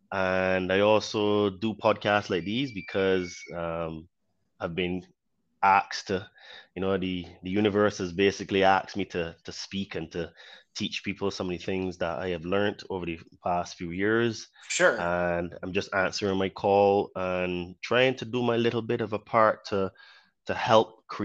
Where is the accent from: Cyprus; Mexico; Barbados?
Barbados; born there; accent: Caribbean; also born or lived in United Kingdom; Um, I was born in Barbados, so hence why I have a bit of a Caribbean accent. Um, I used to live in the UK for many years, almost half of my life.